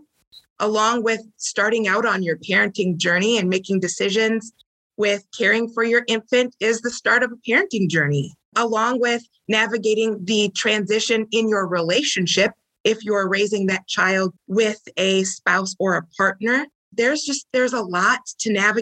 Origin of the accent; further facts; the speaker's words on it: St. Paul, Minnesota, United States; I'm from St. Paul, Minnesota